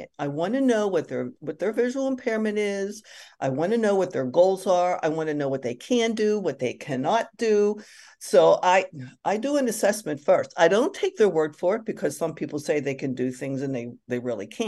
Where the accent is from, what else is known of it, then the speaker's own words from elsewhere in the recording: Pittsburgh, Pennsylvania, United States; I grew up in Pittsburgh